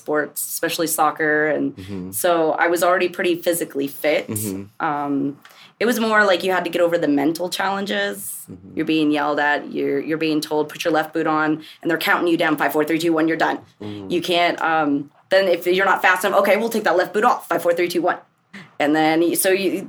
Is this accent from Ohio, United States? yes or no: no; The Villages, Florida, United States; I'm from the Villages, Florida